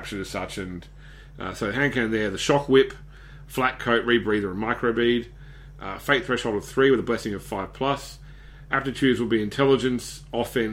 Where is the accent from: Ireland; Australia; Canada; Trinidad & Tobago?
Australia; being an Aussie